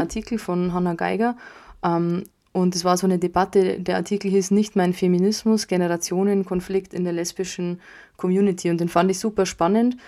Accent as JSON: {"language": "German", "region": "Bavaria", "country": "Germany", "said": "bei uns in Bayern, Süddeutschland"}